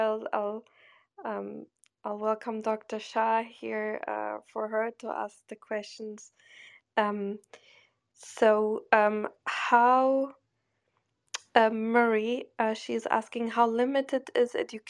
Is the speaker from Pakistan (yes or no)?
no; Germany; I grew up in Germany